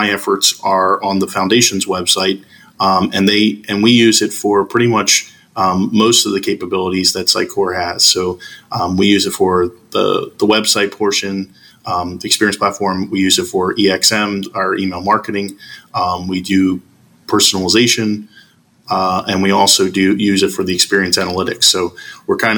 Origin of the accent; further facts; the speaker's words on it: Philadelphia, Pennsylvania, United States; I am from Philadelphia, PA in the United States.